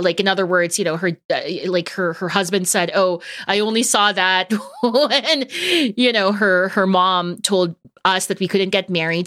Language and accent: English; Toronto, Ontario, Canada; We're both from Toronto.